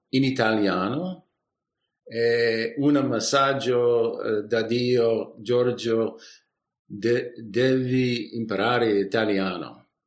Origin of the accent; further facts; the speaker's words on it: San Francisco, California, United States; Italian is a second language; sono di San Francisco uh, e abitiamo uh, nel piccola uh, città nord di, di San Francisco, uh, fra San Francisco e la valle